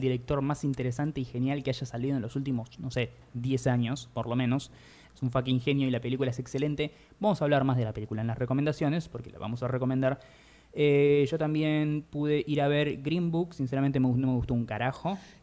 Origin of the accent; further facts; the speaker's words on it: Buenos Aires Province, Argentina; Yo nací en la provincia de Buenos Aires, por fuera de la ciudad